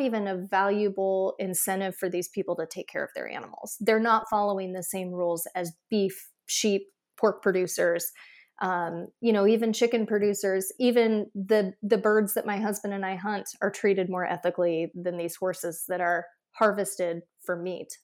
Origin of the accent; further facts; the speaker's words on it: Iowa, United States; I grew up in Iowa